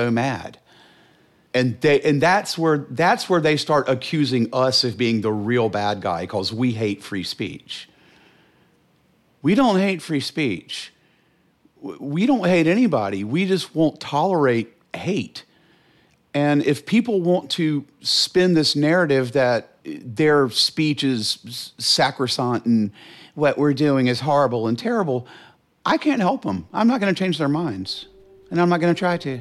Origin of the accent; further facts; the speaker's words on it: Charlotte, North Carolina, United States; I grew up in Charlotte